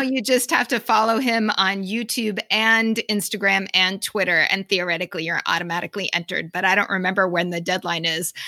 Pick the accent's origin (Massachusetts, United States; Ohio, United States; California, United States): Massachusetts, United States; Boston; accent: Boston; my Boston accent